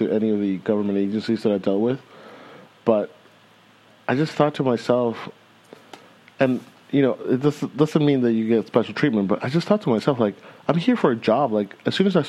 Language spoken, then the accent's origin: English; California, United States; moved away as an adult; now in Germany; I'm from California where I've eaten a lot of salads